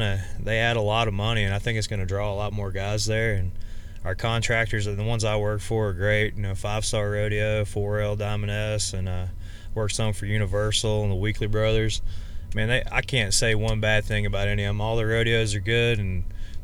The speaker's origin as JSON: {"language": "English", "region": "Central Alabama", "country": "United States", "tie": "born or raised there", "also_born_or_lived": "Baton Rouge", "moved": "as an adult", "said": "I've been born and raised in Central Alabama."}